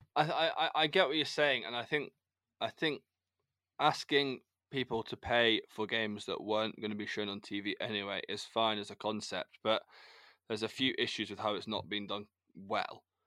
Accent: United Kingdom; as British, we, as British, we people

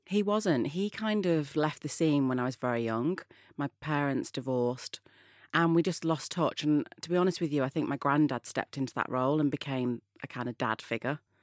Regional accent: Manchester, North West England, United Kingdom; moved away; I was brought up in Manchester, which is in the north of England

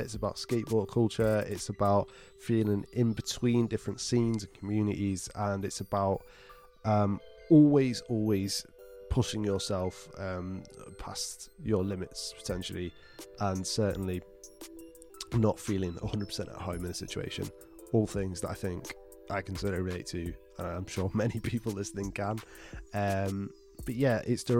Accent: Skegness, East Midlands, United Kingdom; moved away as an adult; also born or lived in Manchester; I grew up on the English coast in a tiny little town called Skegness. And I moved when I turned for university, when I turned 18, to Manchester

